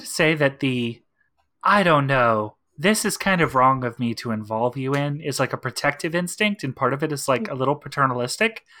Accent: East Texas, United States; I grew up in East Texas

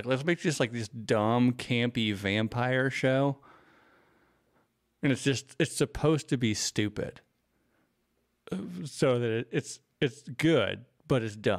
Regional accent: the South, United States; Especially, I grew up in the South where there are, like, those mega churches.

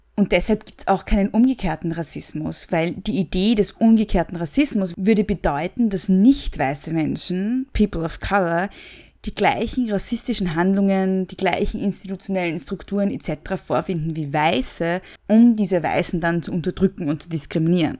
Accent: Austria; ich bin Österreicherin

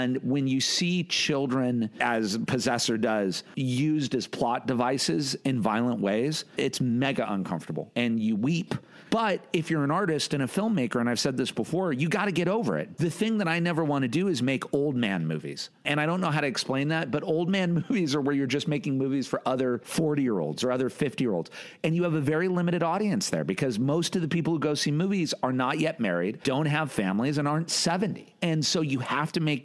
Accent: United States; I'm American

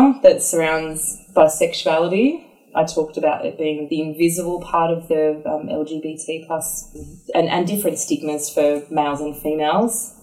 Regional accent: Brisbane, Queensland, Australia; moved away; also born or lived in Sydney; I was born in Sydney, but I grew up in the suburbs of Brisbane

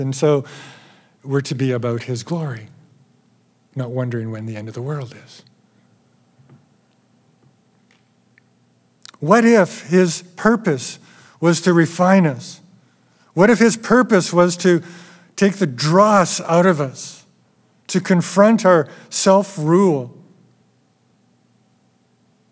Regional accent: Alberta, Canada; I'm from Alberta.

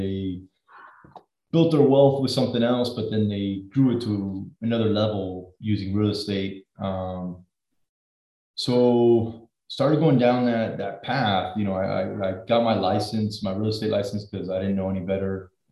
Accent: Miami, Florida, United States; born and raised in South Florida, good old Miami

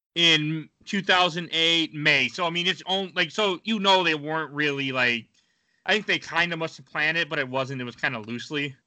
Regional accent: Wisconsin, United States; now in Minnesota, United States; I'm from Wisconsin

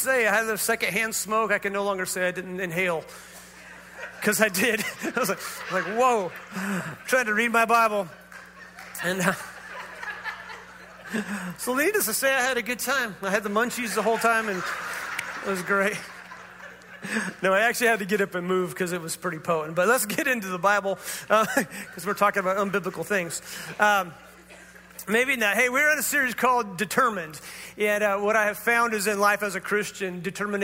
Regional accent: Northern California, United States; we grew up in Northern California

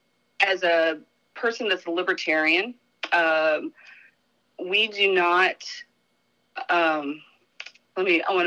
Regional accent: North Carolina, United States; moved away as an adult; also born or lived in Florida; now in Hawaii, United States; raised in North Carolina

